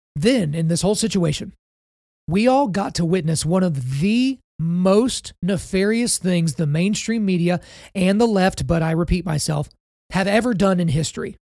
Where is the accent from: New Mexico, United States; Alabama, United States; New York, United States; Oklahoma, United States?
Oklahoma, United States; my home state of Oklahoma